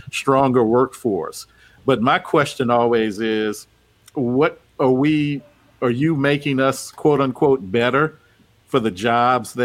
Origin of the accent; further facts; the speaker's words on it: Opelousas, Louisiana, United States; moved away; My hometown of Opelousas is not that great, and I've never had a desire to go back and live there.